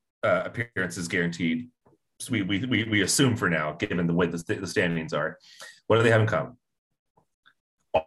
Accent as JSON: {"language": "English", "region": "Indiana", "country": "United States", "said": "I'm from Indiana"}